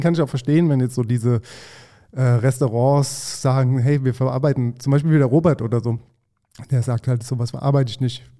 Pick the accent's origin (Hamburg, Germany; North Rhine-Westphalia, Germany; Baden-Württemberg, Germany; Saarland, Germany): Baden-Württemberg, Germany; Mannheim; Man hat auch in Mannheim immer Käsefußsalat gesagt